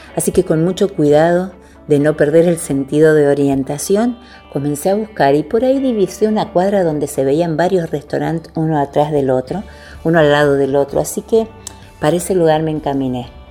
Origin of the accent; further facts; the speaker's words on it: Argentina; also born or lived in Buenos Aires; Yo soy de Argentina, vivo en Buenos Aires, así que la mayor parte de mi ministerio se desarrolla en mi país